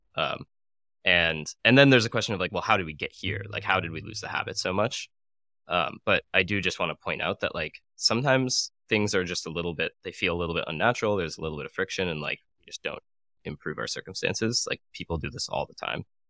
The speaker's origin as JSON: {"language": "English", "region": "Arizona", "country": "United States", "tie": "born or raised there", "also_born_or_lived": "San Francisco", "moved": "as an adult", "lives_now": "New York, United States", "said": "I moved to San Francisco and then I moved to New York from Arizona, which is my hometown"}